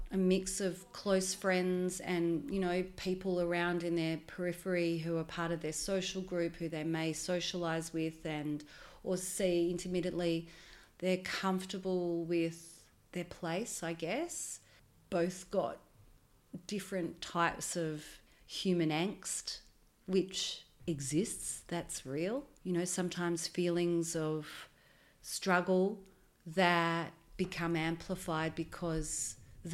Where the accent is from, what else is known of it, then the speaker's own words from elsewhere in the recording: Melbourne, Victoria, Australia; My history is here. I was born and raised in Melbourne